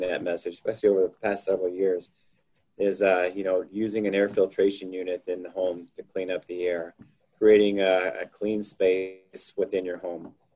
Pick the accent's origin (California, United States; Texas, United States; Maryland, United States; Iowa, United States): Texas, United States; Houston; moved away as an adult; now in Missoula, United States; I'm originally from Houston, Texas, and uh, I moved up to, Missoula, Montana in, uh, in May of 1997 to go to graduate school